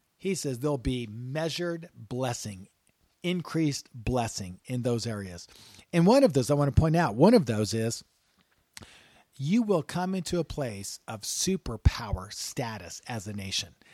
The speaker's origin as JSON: {"language": "English", "country": "United States", "said": "We're American."}